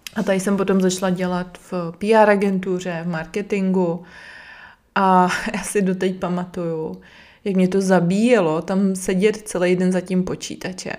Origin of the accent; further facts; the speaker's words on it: Brno, South Moravian Region, Czechia; Jsem z Brna